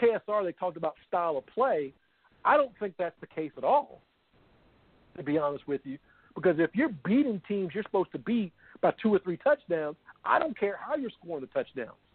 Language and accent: English; Louisville, Kentucky, United States; my hometown team here, Louisville